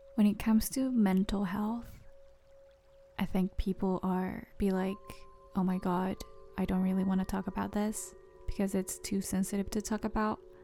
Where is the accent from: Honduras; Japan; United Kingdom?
Japan; English is a second language; moved away as an adult; also born or lived in San Diego; growing up in Japan for like approximately 22, no, 20 years